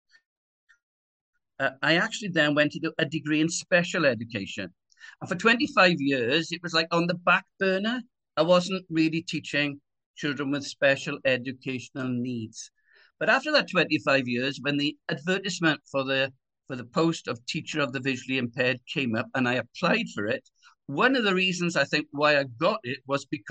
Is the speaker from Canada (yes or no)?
no; Swansea, Wales, United Kingdom; born and brought up in Swansea city in Wales